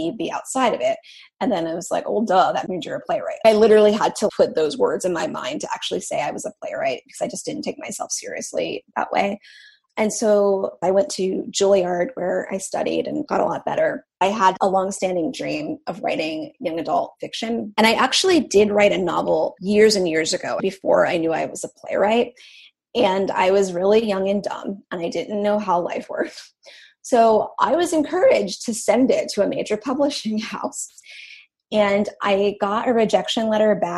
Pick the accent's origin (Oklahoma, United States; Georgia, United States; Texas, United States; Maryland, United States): Maryland, United States; Western; moved away as an adult; also born or lived in New York; now in Los Angeles, United States; I grew up in Western Maryland, like a really small town